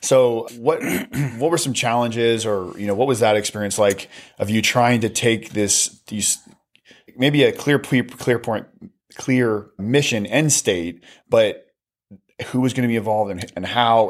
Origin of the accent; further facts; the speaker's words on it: United States; being an American